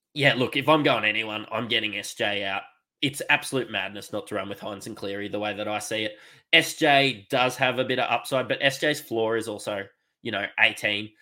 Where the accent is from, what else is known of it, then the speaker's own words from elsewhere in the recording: Queensland, Australia; as a Queenslander um, and a Broncos fan